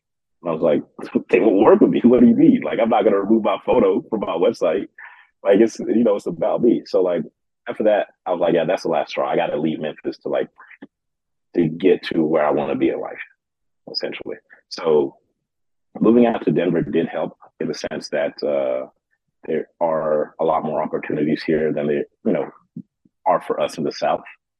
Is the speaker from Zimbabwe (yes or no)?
no; Kuwait; now in United States; It was tough, I'm not gonna lie, just because growing up in Kuwait, I had all my cousins, so I was never really alone.